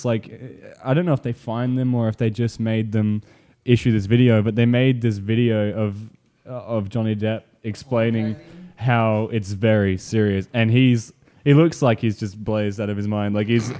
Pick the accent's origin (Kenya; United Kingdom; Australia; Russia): Australia; even as an Australian citizen